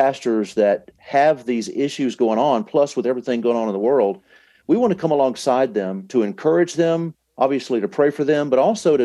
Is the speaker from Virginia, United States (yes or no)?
no; Dallas, Texas, United States; I'm from Dallas